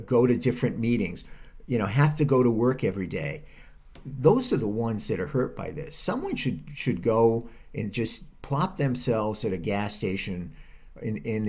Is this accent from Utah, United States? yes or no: no; Rhode Island, United States; now in California, United States; I'm from Rhode Island